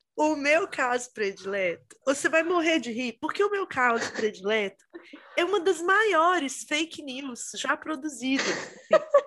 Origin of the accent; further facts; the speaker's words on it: Itabira, Minas Gerais, Brazil; eu sou de Minas, né? E eu morava no interior, em Minas, perto de Belo Horizonte, até é uma cidade que chama Itabira